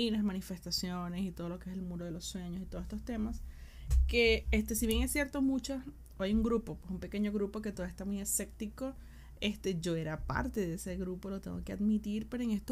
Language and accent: Spanish; Venezuela; also born or lived in Argentina; now in Chile; Yo soy venezolana, yo vivo en Chile, o sea, decir, ya he vivido en Argentina, vivo mucho, puedo mañana llegar a vivir en otro lado.